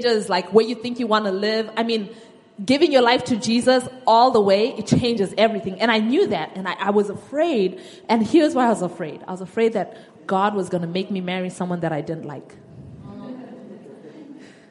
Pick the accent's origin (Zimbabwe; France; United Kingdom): Zimbabwe; moved away; I'm from Zimbabwe, and there was a time in my country's history